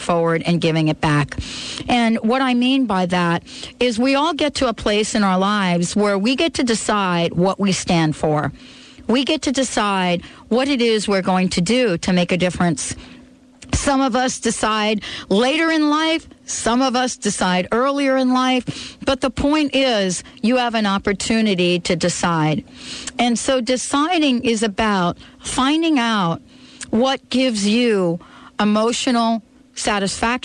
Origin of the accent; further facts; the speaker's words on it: New Jersey, United States; I grew up in New Jersey